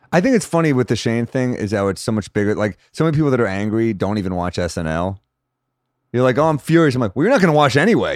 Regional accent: New York City, New York, United States; I'm a New Yorker

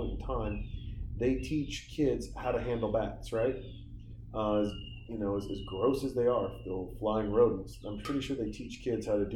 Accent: Montana, United States; now in Austin, United States; I'm from Montana.

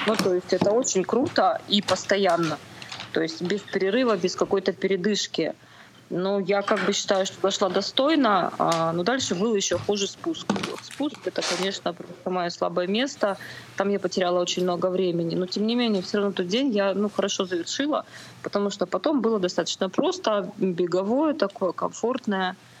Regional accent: Far East, Khabarovsk Krai, Russia; now in Novosibirsk, Russia; Да, я с Дальнего Востока, из Хабаровского края. Ну, там небольшой городок под Хабаровском.

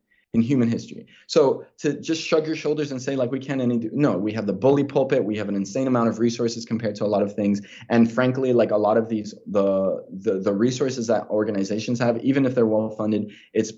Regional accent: Miami, Florida, United States; I was born and raised in Miami, Florida

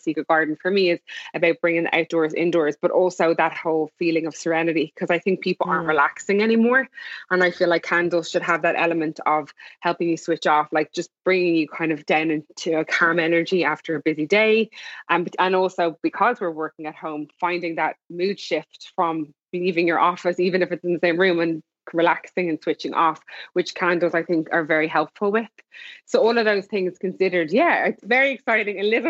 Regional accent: Ireland; moved away; also born or lived in Los Angeles; And I'm Irish as well

